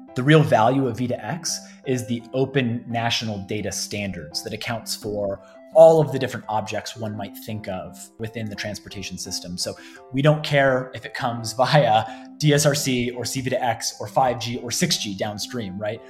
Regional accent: Cleveland, Ohio, United States; moved away as an adult; now in Colorado, United States; I actually was born and raised in the Cleveland area, so Northeast Ohio.

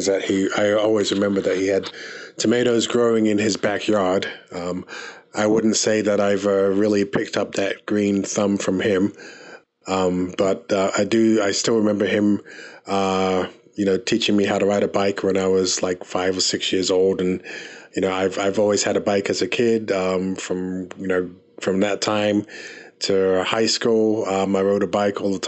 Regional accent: London, United Kingdom; now in Rocky Mount, United States; I was born in England, in London, England. My parents are from Barbados

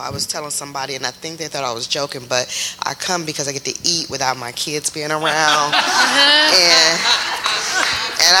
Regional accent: Chicago, Illinois, United States; moved away as an adult; now in Texas, United States; I'm not from Texas. We're from Chicago.

